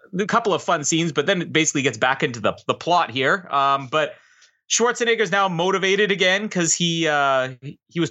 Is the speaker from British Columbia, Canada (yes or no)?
no; Manitoba, Canada; I'm from Manitoba, proudly from Manitoba